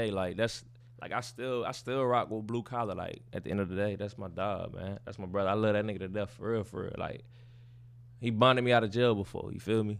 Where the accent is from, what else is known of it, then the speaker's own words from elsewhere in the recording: Baytown, Texas, United States; I'm from Baytown, Texas.